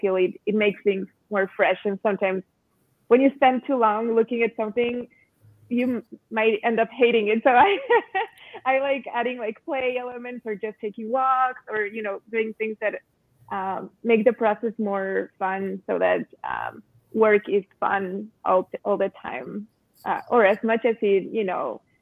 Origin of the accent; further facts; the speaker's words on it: Mexico City, Mexico; also born or lived in Cuernavaca, Mexico; My first years and childhood, I spent in Cuernavaca, the city of eternal springtime, and just being around colors and flowers, and then growing up seeing the murals in Mexico City